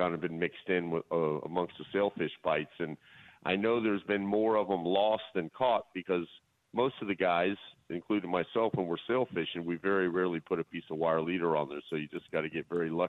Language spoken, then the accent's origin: English; Miami, Florida, United States; I'm from Miami. I've been born here, so, you know, I haven't been elsewhere